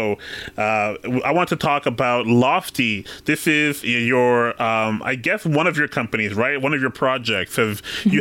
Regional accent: Canada; I'm from Canada

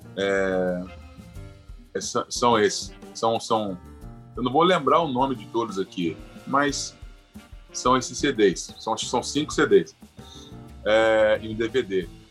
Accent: Itaperuna, Rio de Janeiro, Brazil; eu sou carioca, nasci no Rio, mas sou itaperunense de coração. Vivi minha vida uhum. toda aqui

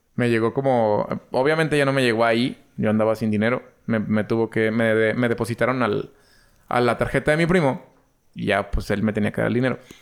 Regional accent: Mexico; como mexicano

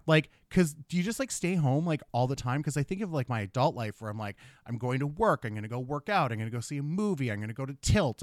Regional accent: Thunder Bay, Ontario, Canada; I'm from Thunder Bay.

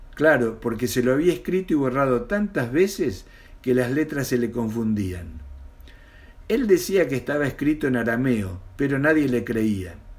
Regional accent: Mendoza, Argentina; now in Buenos Aires, Argentina; nací en Mendoza y vivo en Capital Federal de la República Argentina

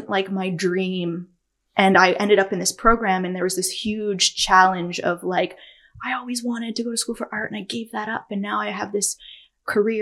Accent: Ontario, Canada; moved away as an adult; now in British Columbia, Canada; Everyone thinks I'm from Toronto when I say I'm from Ontario

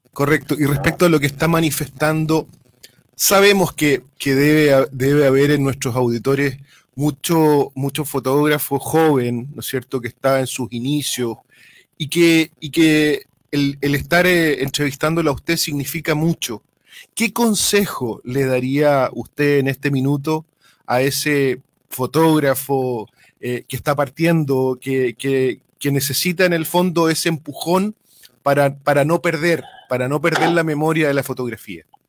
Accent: Chile; de esa época de la historia de Chile, donde yo nací el 71

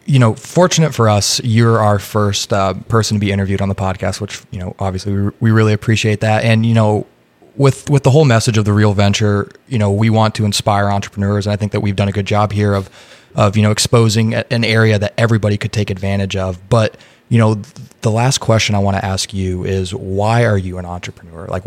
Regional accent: Indiana, United States; now in Austin, United States; I mean, I'm from Indiana, so Chicago is very close to me.

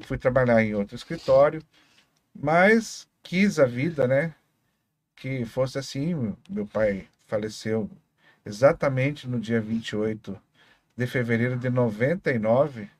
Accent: Foz do Iguaçu, Paraná, Brazil; eu lembro vagamente quando eu nasci, meu pai ainda trabalhava no Hotel das Cataratas. É, e depois veio morar na Vila Holanda. Ali nós moramos um tempo até que construiu a churrascaria

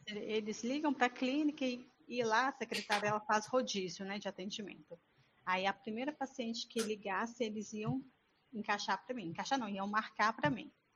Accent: Espírito Santo, Brazil; Eu sou do Espírito Santo, da cidade de Tevinhares

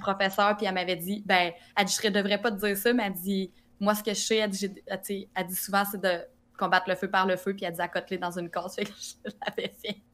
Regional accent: Drummondville, Quebec, Canada; Je viens de Drummondville

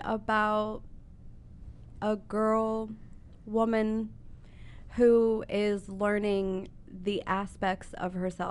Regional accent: Columbus, Ohio, United States; also born or lived in South Dakota; since my mom and I moved here from South Dakota. And I'm not from South Dakota. I was born and raised in Columbus, but I've lived everywhere.

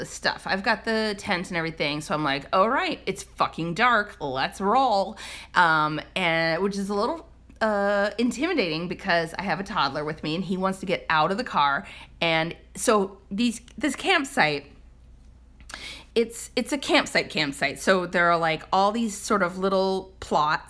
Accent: Midwest, United States; now in California, United States; Growing up in the Midwest

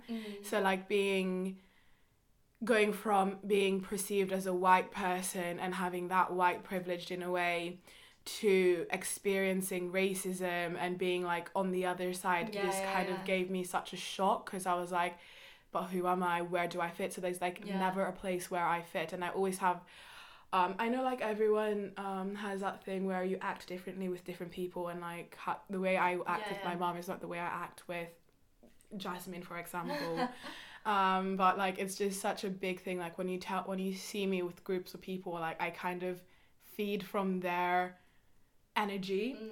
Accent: Kenya; So it's like when I was raised in Kenya, I was the white person, like I was that outsider person in a way.

